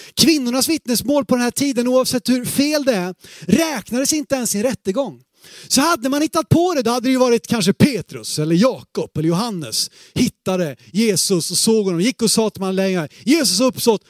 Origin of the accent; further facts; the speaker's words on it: Sweden; vi som svenskar, sekulariserade svenskar